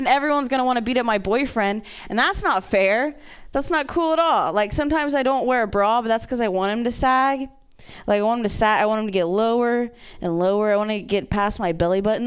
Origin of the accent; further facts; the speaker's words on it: Ohio, United States; I'm from Ohio